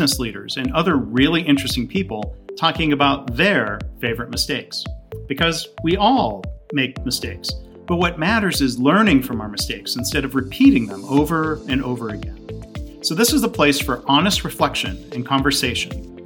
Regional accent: Detroit, Michigan, United States; I grew up around Detroit

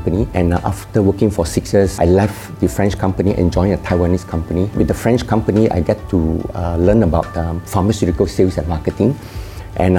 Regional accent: Kuala Pilah, Negeri Sembilan, Malaysia; also born or lived in Seremban, Malaysia; Grew up in a very small town, Kuala Pilang.

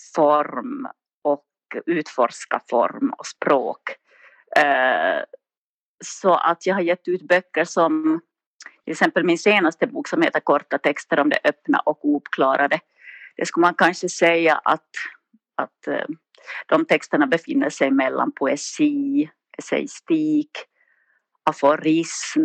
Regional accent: Nykarleby, Ostrobothnia, Finland; accent: Finland Swedish, Ostrobothnian; moved away as an adult; now in Sundbyberg, Sweden; Jag är från Finland, uppvuxen i Österbotten i en liten stad som heter Nykarleby

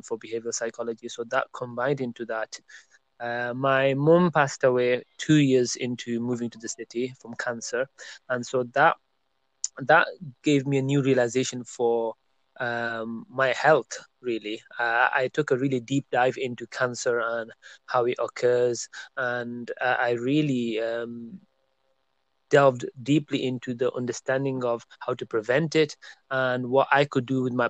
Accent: Burnley, North West England, United Kingdom; moved away as an adult; also born or lived in Birmingham, United Kingdom; I made a move to the city of Birmingham in UK from my hometown of Burnley.

